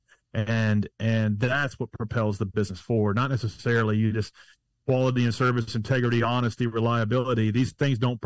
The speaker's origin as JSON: {"language": "English", "town": "Nashville", "region": "Tennessee", "country": "United States", "said": "I'm from Nashville, Tennessee."}